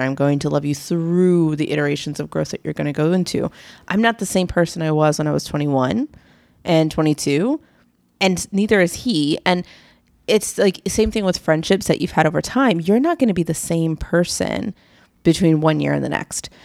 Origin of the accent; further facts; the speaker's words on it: East Coast, United States; We're from the East Coast